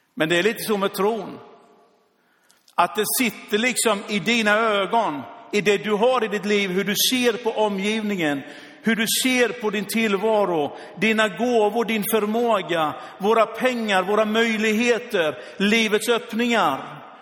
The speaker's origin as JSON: {"language": "Swedish", "country": "Sweden", "said": "som svensk"}